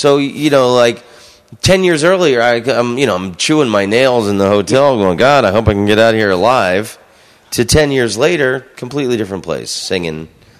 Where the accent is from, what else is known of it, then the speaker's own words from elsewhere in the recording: United States; I'm from the United States.